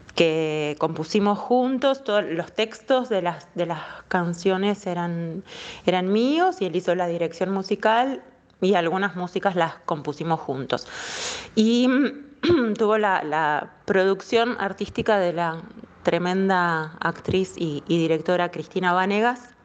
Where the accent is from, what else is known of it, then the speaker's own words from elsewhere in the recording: La Plata, Buenos Aires Province, Argentina; en la ciudad de La Plata, que es mi ciudad natal, La Plata, Argentina